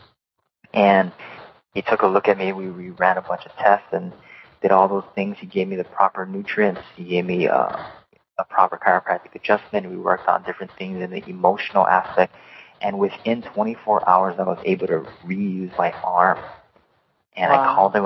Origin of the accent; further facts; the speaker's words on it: Hawaii, United States; moved away as an adult; also born or lived in Oregon; I was born and raised in Hawaii and grew up in the beautiful state, the 50th state